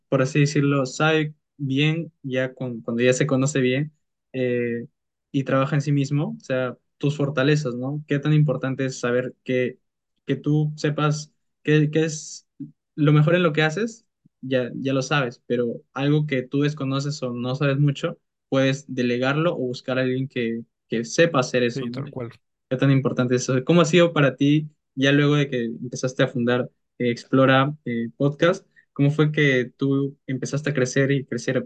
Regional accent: Peru; somos de Perú

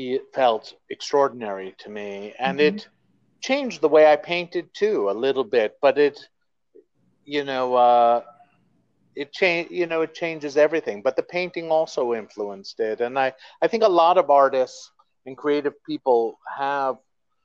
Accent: Queens, New York, United States; born there; also born or lived in Texas; You know, I was born here in Queens, New York. Wow. Yeah, but I lived all over.

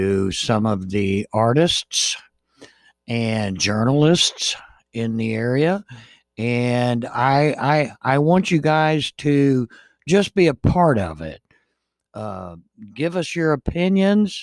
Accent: Jacksonville, Florida, United States; I have grown up in Jacksonville my entire life. I was born in Jacksonville, and I am going to be going into my 60th year in Jacksonville

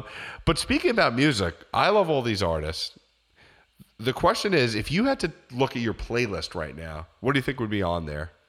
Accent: New York City, New York, United States; Yeah, I'm from Brooklyn, okay?

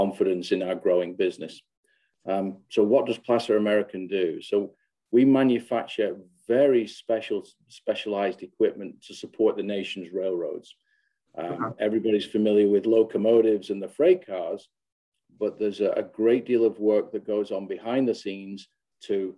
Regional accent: England, United Kingdom; moved away as an adult; also born or lived in southern US; now in United States; I'm an Englishman, but I've been based in the US

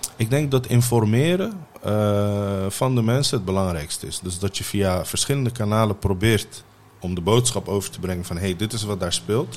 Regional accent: The Hague, South Holland, Netherlands; also born or lived in Mogadishu, Somalia / Ter Apel, Netherlands; als zevenjarige jongetje ben ik naar Nederland gekomen

